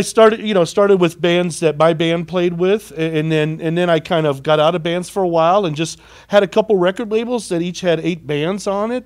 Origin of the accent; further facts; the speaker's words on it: Carbondale, Illinois, United States; moved away as an adult; I was born and raised in Carbondale.